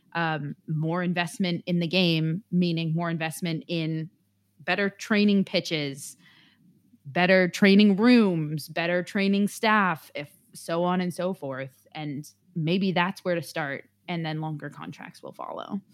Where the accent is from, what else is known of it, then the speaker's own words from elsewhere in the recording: San Francisco, California, United States; moved away; where I was from and where I am from in San Francisco